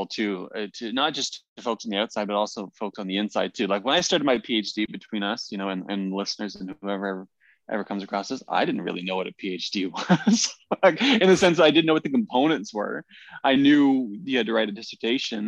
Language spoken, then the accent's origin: English; Peterborough, Ontario, Canada; moved away as an adult; also born or lived in Korea / Vancouver; now in Ottawa, Canada; I grew up in Peterborough and left Peterborough as soon as I could, which is to say once I graduated high school